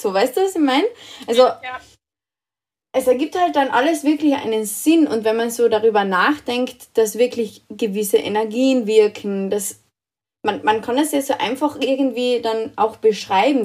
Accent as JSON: {"language": "German", "country": "Austria", "said": "bei uns in Österreich"}